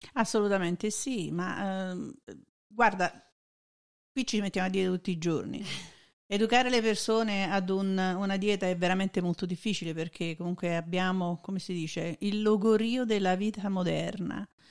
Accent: Italy; moved away; noi veniamo dall'Italia

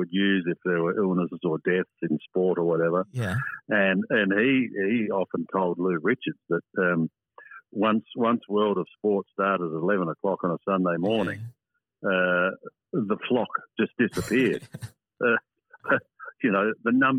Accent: Lucindale, South Australia, Australia; where I lived on the farm at Lucendale, we had no television. We only had radio. And the radio we had, because we were virtually on the border of Victoria and South Australia, was Victorian radio

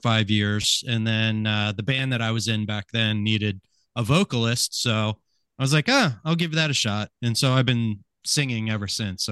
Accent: New Britain, Pennsylvania, United States; also born or lived in Sellersville, Pennsylvania / Lansdale, Pennsylvania; we moved out of Lansdale when I was in kindergarten. I started kindergarten in New Britain, Doylestown area. Spent about 20 years there.

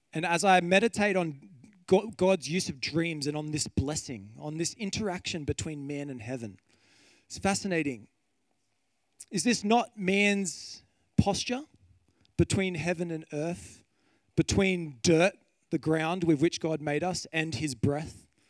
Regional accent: Kiama Downs, New South Wales, Australia; I grew up on the coast. I grew up in Kiama Downs

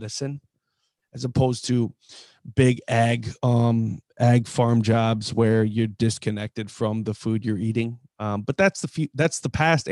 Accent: Mississippi Valley, Midwest, United States; the valley I grew up in the Mississippi Valley

